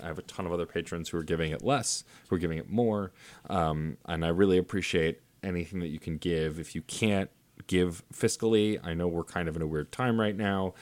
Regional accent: New York City, New York, United States; I was from Staten Island

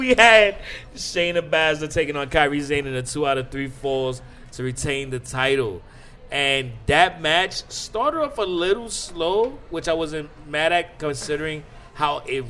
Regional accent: New York City, New York, United States; I told you I'm from Harlem.

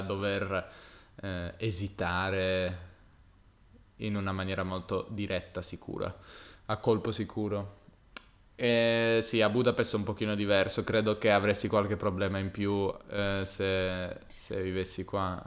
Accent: Turin, Piedmont, Italy; moved away; di Torino

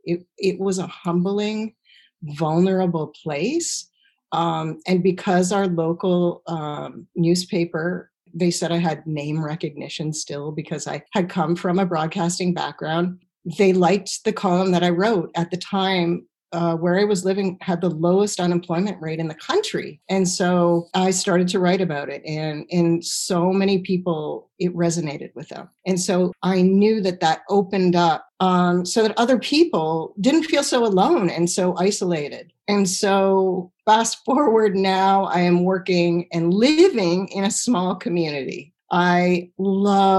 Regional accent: Stratford, Ontario, Canada; moved away as an adult; I grew up in Stratford, Ontario, which is the home of the Shakespearean Festival

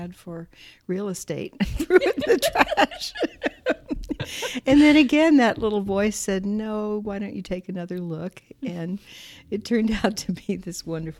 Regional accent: Midland, Texas, United States; moved away; I grew up in Midland, Texas

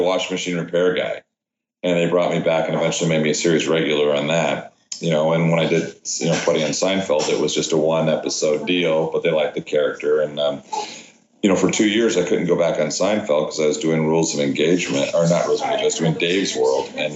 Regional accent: Huntington Beach, California, United States; also born or lived in Paterson, New Jersey; Yeah, I was born in Patterson, but left when I was three, but I grew up in Huntington Beach.

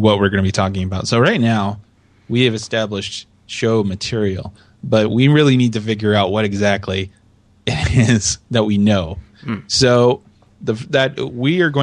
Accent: United States; as an American

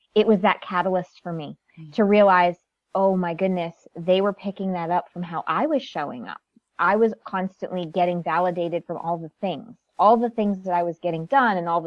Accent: Connecticut, United States; I'm first generation American. Born and raised in Connecticut, very small town

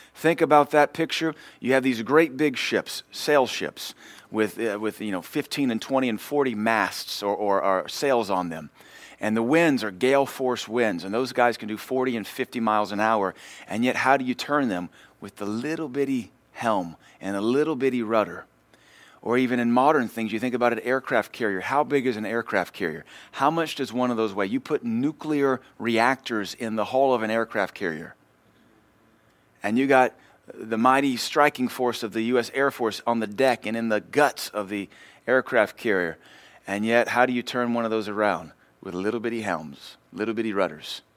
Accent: Louisiana, United States; I grew up in Louisiana, so we had horses

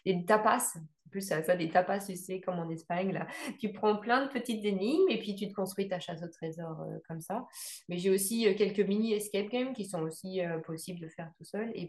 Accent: Évreux, Normandy, France; Je suis originaire d'Evreux en Normandie et c'est pareil, c'est pas une grosse ville

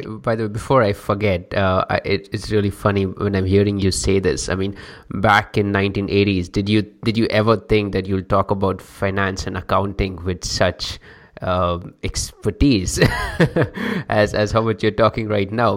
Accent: India; I'm from India

